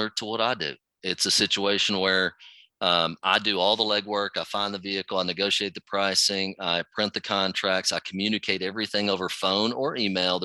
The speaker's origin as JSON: {"language": "English", "town": "Dallas", "region": "Texas", "country": "United States", "said": "I'm from Dallas-Fort Worth area"}